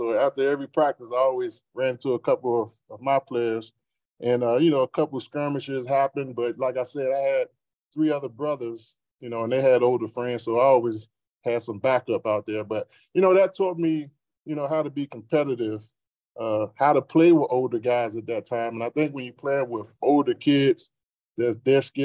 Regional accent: Washington, District of Columbia, United States; I grew up in Southeast DC

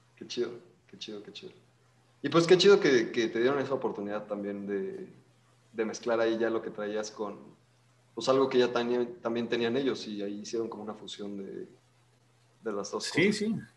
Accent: León, Guanajuato, Mexico; somos una banda de León, este, Guanajuato

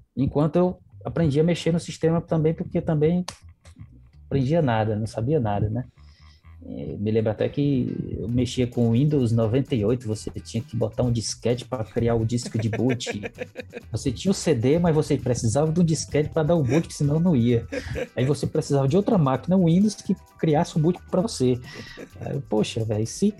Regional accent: interior of Ceará, Brazil; now in Caucaia, Brazil; eu vim do interior, vim bem do interior, morei em Canto Brabo que não tinha nem energia

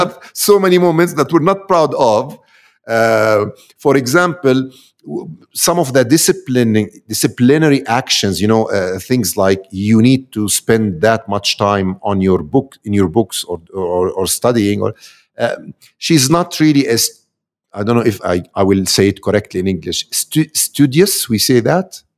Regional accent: Amman, Amman Governorate, Jordan; I'm from Amman, Jordan.

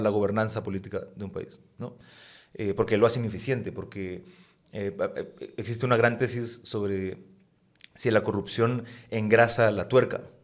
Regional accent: Guatemala; yo soy guatemalteco

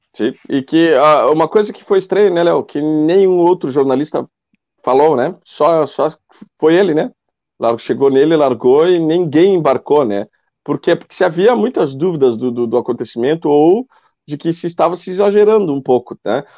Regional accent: Bagé, Rio Grande do Sul, Brazil; moved away as an adult; now in Ilha Negra, Brazil; eu sou de Bagé e moro há nove anos aqui em Ilha Negra

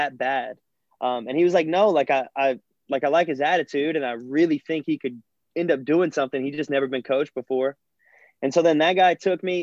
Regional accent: South Louisiana, United States; as a kid growing up in South Louisiana

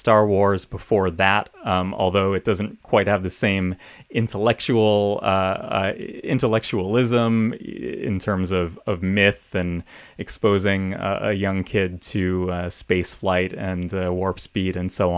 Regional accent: Hilton, New York, United States; So I grew up in Western New York State in a town called Hilton, about 20 miles northwest of Rochester.

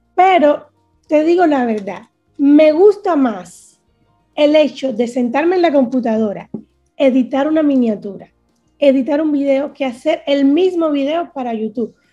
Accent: Cuba; moved away; Soy una cubana que sufre

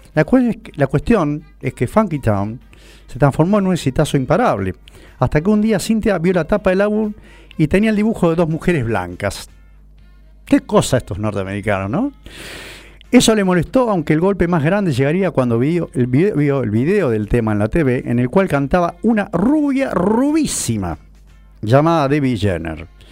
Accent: San Martín, Argentina; also born or lived in San Cristóbal, Buenos Aires; now in Buenos Aires, Argentina; de San Martín, de mi pueblo natal

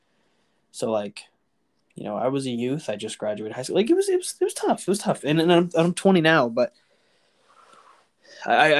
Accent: Houston, Texas, United States; we're from Houston

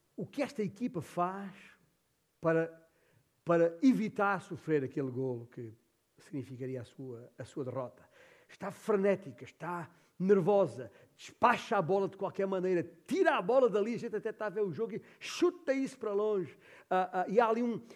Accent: Alentejo, Portugal; moved away; esta é a terra onde eu nasci. Uh, é a terra do papá.

